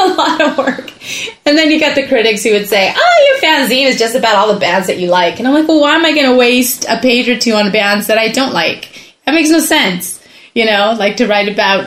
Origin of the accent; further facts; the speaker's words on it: Southern California, United States; moved away as an adult; also born or lived in Mexico; I was born in Mexico. Then we came up and lived in Southern California for about 20 plus years, and then after that moved up here.